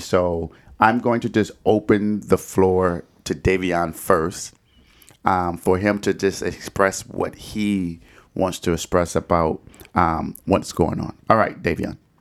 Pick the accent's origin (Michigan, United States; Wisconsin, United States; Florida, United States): Michigan, United States; Detroit; I did grow up in Detroit, which is predominantly African-American